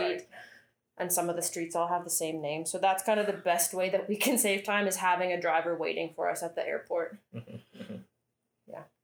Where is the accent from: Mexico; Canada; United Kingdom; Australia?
Canada; now in Indonesia; I'm Canadian